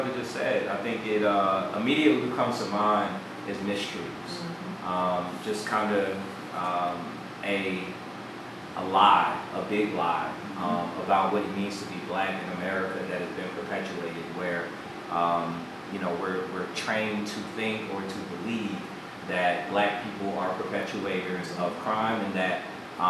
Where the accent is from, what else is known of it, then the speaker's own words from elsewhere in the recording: New Jersey, United States; now in Atlanta, United States; I am from Jersey